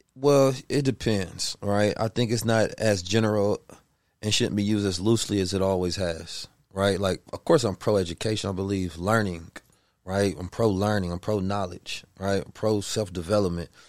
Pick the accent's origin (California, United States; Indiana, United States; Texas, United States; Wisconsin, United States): California, United States; Oakland; also born or lived in Saint Louis, Missouri; I was born in Saint Louis, raised in Oakland, California.